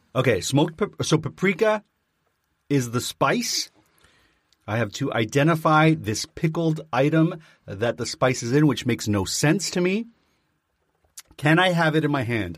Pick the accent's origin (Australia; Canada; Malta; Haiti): Canada; I'm Canadian.